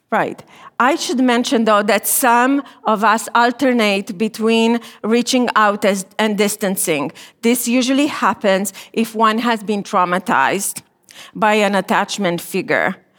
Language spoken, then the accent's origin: English; Romania; moved away as an adult; I was born and I grew up in Romania during communism.